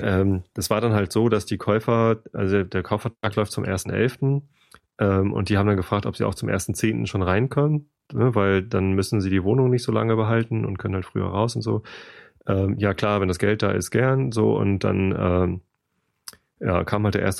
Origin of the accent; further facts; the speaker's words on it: Germany; wir Deutschen